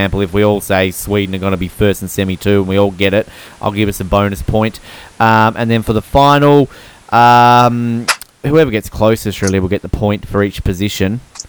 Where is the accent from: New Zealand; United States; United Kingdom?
New Zealand; Oh, yes, I'm New Zealander too.